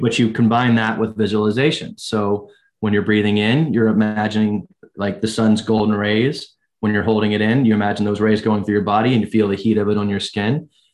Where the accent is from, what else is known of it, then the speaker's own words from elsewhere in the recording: United States; as Americans